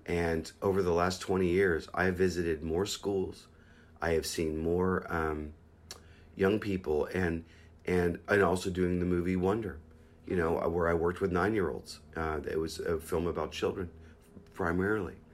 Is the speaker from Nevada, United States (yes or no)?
no; Pittsburgh, Pennsylvania, United States; I grew up in Pittsburgh